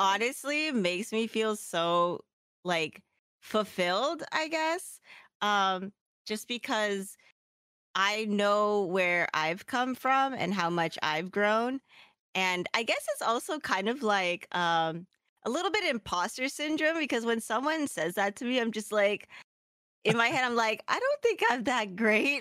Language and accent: English; Philippines; I'm Filipino